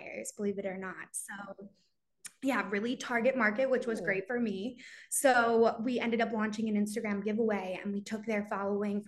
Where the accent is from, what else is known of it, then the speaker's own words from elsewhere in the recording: Philadelphia, Pennsylvania, United States; also born or lived in Virginia; I'm from Greater Philadelphia area